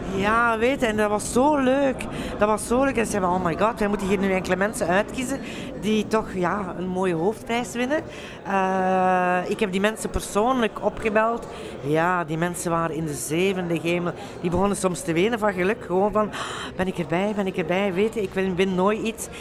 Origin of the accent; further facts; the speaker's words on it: Flanders, Belgium; want we zijn Vlamingen